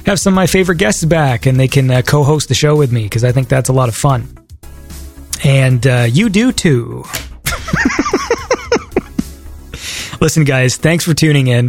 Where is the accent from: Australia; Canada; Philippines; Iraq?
Canada